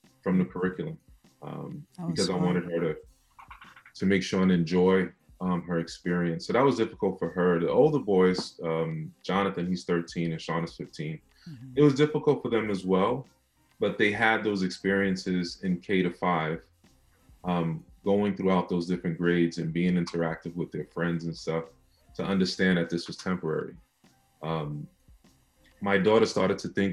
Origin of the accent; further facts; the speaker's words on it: New York City, New York, United States; I was born and raised in Brownsville, Brooklyn